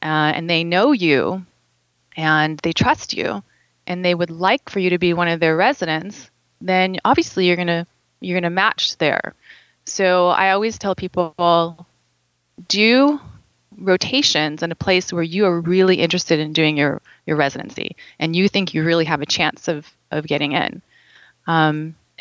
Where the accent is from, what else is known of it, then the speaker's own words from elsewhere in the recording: California, United States; moved away as an adult; growing up in California